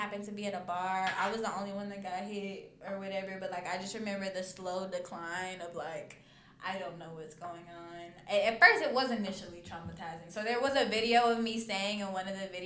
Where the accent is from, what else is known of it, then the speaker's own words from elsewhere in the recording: United States; we were American